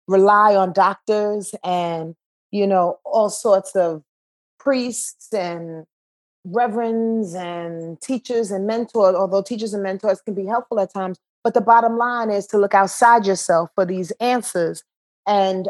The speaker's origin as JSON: {"language": "English", "town": "Yonkers", "region": "New York", "country": "United States", "tie": "born or raised there", "said": "I was born in Yonkers, New York"}